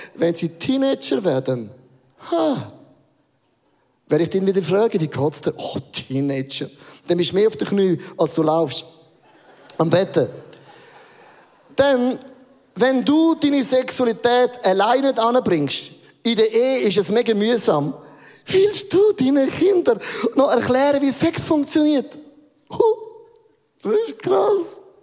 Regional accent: Werdenberg, St. Gallen, Switzerland; Werdenberger See, äh, einen romantischen Ort ausgesucht, den ich kenne von meiner Heimat

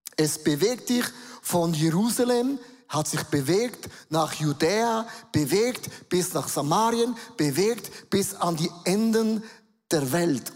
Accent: Switzerland; accent: Swiss German; first language Swiss German; German is a second language; auf Schweizerdeutsch umstellen, das ist meine Muttersprache

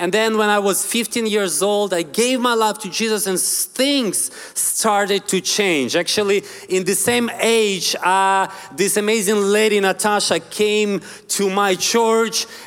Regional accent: Ukraine; English is a second language; I'm originally from Ukraine. I want to tell you just a little bit of my story, where I come from. So I'm from very poor family in a, in a very poor, poor neighborhood.

